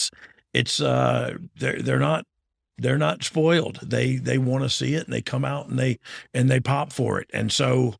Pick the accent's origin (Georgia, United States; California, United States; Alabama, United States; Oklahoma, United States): Georgia, United States; I'm from Georgia